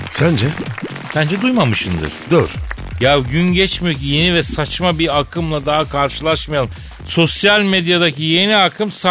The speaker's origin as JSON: {"language": "Turkish", "town": "Araklı", "region": "Trabzon", "country": "Turkey", "said": "Araklıyım akıllı ol."}